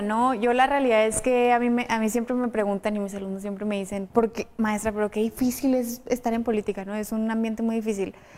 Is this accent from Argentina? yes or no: no; Chihuahua, Mexico; yo soy de Chihuahua y siempre he estado en Chihuahua